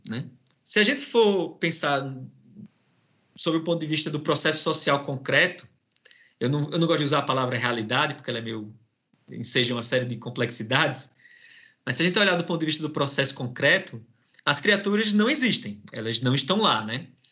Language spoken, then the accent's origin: Portuguese; Northeast Region, Brazil; moved away as an adult; also born or lived in Alagoas / São Paulo; eu estou aqui vindo do Nordeste é, e o meu sotaque é diferente do seu